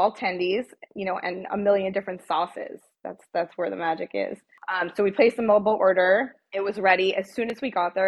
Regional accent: New Jersey, United States; I'm from New Jersey.

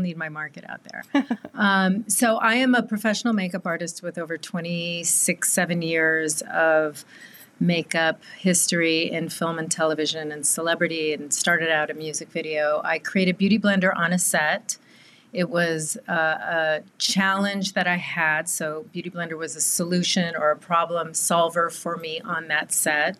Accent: Southern California, United States; born and raised in Southern California

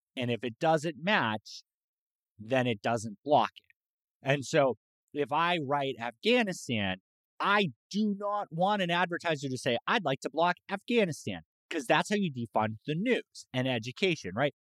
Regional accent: Massachusetts, United States; now in San Antonio, United States; I grew up in Massachusetts

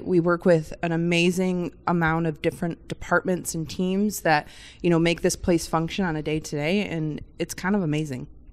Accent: Michigan, United States; I grew up in Michigan, a little bit different, no ocean around me, but we grew up on the lakes

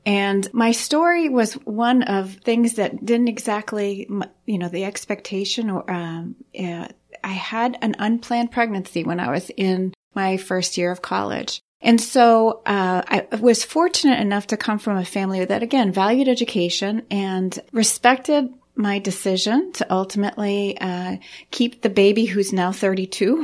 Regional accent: Saint John Valley, Maine, United States; I come from the Saint John Valley, which is right up on the Canadian border

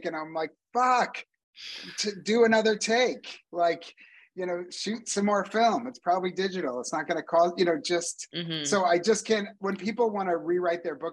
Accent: United States; moved away; also born or lived in Canada; as an American

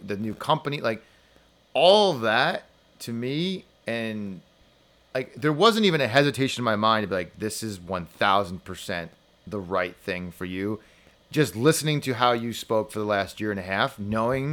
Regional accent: New Jersey, United States; I'm from New Jersey

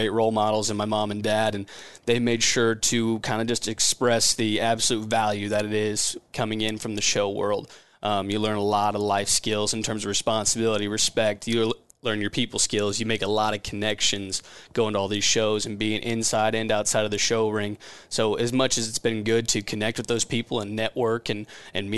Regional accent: Seward, Nebraska, United States; I'm from Seward, Nebraska. Originally grew up on a Shorthorn

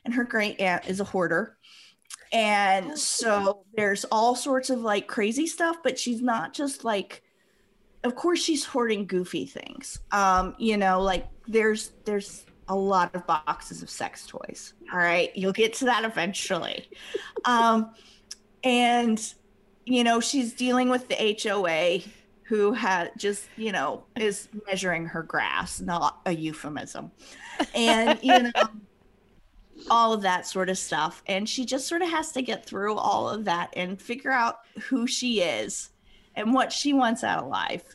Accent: Western Nebraska, United States; moved away; also born or lived in East Coast; So I grew up in Western Nebraska

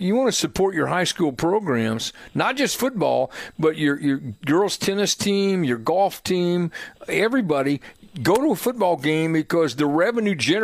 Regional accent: Hendricks County, Indiana, United States; I grew up in Hendricks County

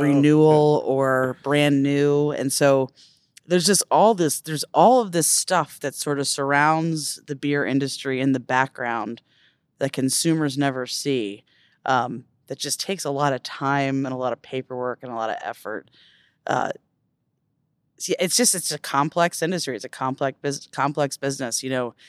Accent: Silver Spring, Maryland, United States; I grew up in Silver Springs

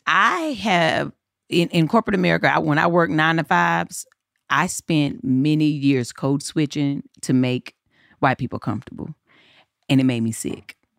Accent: Eden, North Carolina, United States; accent: southern; moved away as an adult; now in Los Angeles, United States; I was in Eden, in my hometown

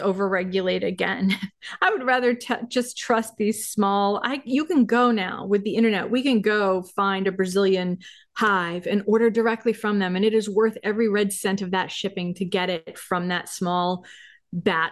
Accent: Maine, United States; I grew up in Maine

